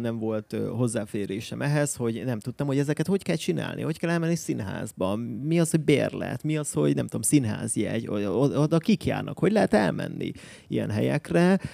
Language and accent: Hungarian; Miskolc, Borsod-Abaúj-Zemplén, Hungary; moved away as an adult; now in Budapest, Hungary; Én Miskolcról származom